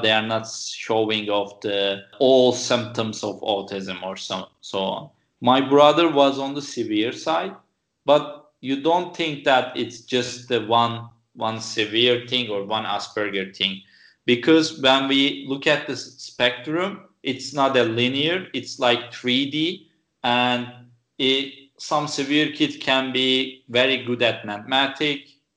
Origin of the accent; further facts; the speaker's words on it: Turkey; moved away as an adult; also born or lived in San Francisco; I came back to Turkey, which is my home country